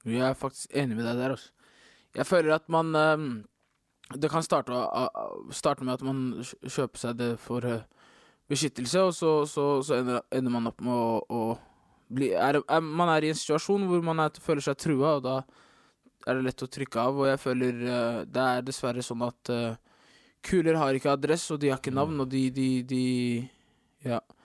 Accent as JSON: {"language": "Norwegian", "region": "Oslo", "country": "Norway", "said": "Jeg er fra Oslo."}